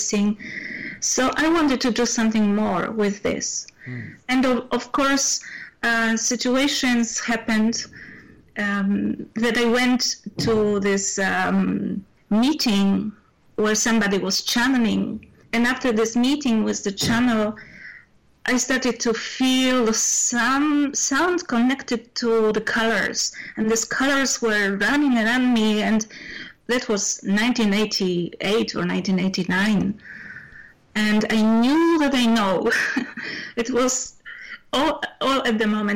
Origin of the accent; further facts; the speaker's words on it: Poland; moved away as an adult; now in Spain; I come from Poland, and obviously I was born the same age, same year that you did, 57, which was, Poland was the socialist or communist country at this moment